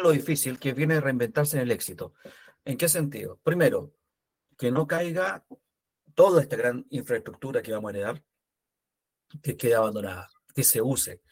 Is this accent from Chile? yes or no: yes; Chile; como chilenos